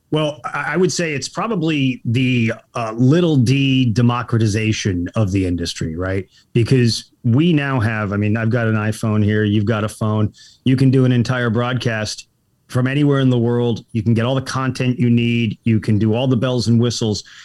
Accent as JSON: {"language": "English", "town": "El Paso", "region": "Texas", "country": "United States", "tie": "born or raised there", "also_born_or_lived": "Boston / New York City / Los Angeles", "moved": "as an adult", "said": "I grew up in El Paso, Texas"}